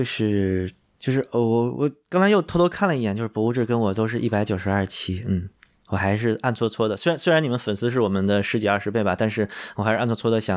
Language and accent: Chinese; North China, China; 就在北方农村，其实旱厕什么的就随随地的，就我小时候也在农村生活过，就觉得完全 OK。